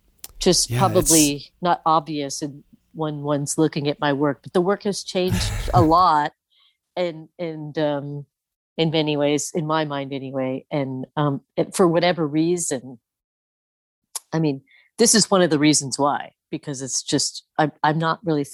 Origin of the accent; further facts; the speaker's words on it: Midwest, United States; in that self that I was like taught to be growing up in the Midwest in the 70s and 80s, you know?